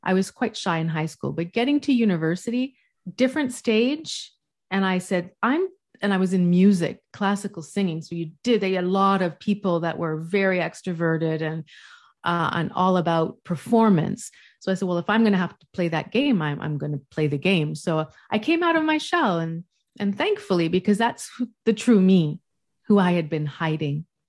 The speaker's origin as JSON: {"language": "English", "region": "West Coast", "country": "Canada", "moved": "yes", "lives_now": "Montreal, Canada", "said": "I'm from the West Coast, but I live in the East Coast"}